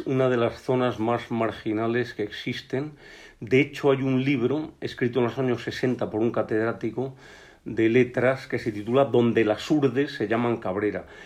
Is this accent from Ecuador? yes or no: no; Spain; also born or lived in León; nuestro país es el ejemplo mejor de naturaleza bien conservada de toda Europa